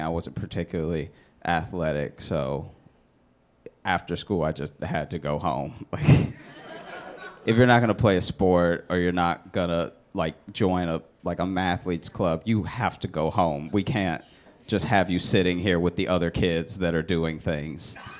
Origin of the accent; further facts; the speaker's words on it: Louisiana, United States; I grew up in Louisiana